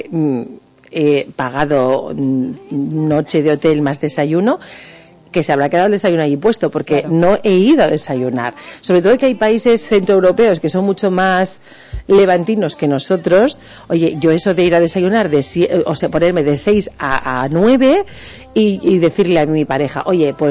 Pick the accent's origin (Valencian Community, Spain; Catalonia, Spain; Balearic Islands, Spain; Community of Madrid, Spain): Balearic Islands, Spain; yo para eso soy muy mallorquina.